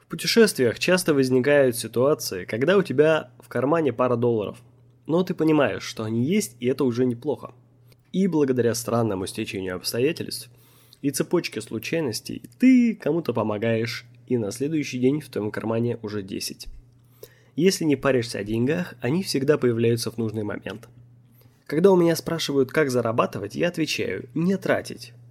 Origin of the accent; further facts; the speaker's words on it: Omsk, Omsk Oblast, Russia; И когда я сказал, что я из Омска, они подумали, что это шутка. Потом они спросили меня, не знаю ли я, где Томск. Я показал им на карте и сказал, что это 600 километров от моего родного города.